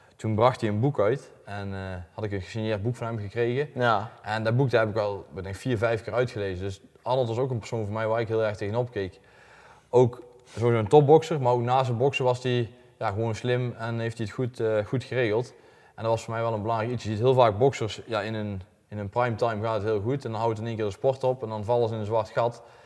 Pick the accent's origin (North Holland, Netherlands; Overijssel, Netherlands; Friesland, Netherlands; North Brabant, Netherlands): North Brabant, Netherlands; Elsendorp; Ik kom uit Elsnorp, klein dorpje bij Gemert